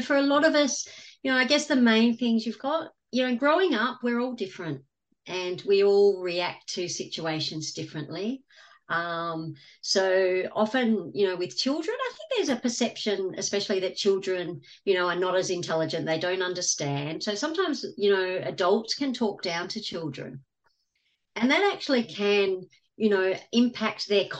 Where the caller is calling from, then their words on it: Gold Coast, Queensland, Australia; From the Gold Coast in Australia.